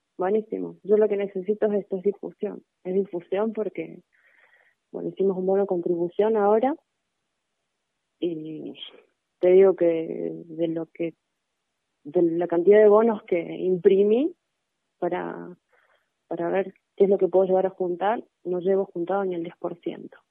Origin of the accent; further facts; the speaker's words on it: Cosquín, Córdoba, Argentina; nosotros somos de Cosquín